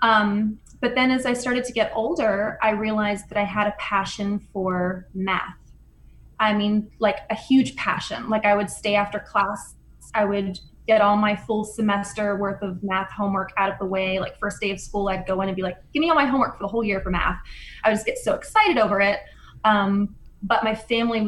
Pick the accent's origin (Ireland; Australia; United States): United States; a small town outside of Pittsburgh, Pennsylvania; So I grew up in Pittsburgh, a small town outside of Pittsburgh, and big Italian family